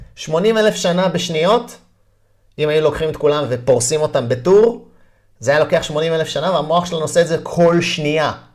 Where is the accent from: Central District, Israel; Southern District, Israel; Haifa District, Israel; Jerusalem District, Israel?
Haifa District, Israel; Haifa; moved away as an adult; also born or lived in New York, United States; נולדתי פה וגדלתי פה בחיפה